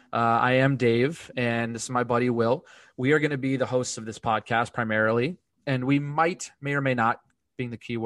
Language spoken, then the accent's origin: English; Connecticut, United States; born and raised in Connecticut